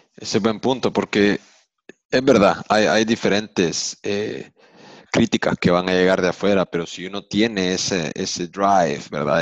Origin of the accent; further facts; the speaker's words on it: El Salvador; moved away; also born or lived in United States; Yo como crecí en El Salvador de joven, las primeras memorias son del Salvador